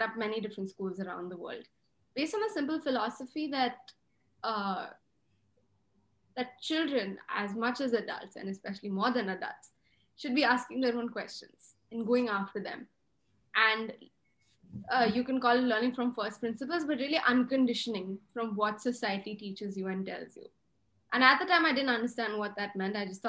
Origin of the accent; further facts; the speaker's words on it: India; moved away; my childhood was growing up in a small town in the hills in India, in a joint family with 25 people